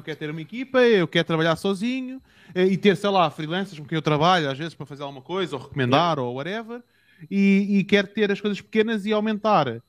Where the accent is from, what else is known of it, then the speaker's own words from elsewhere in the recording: Portugal; eu venho de outro país, eu sou português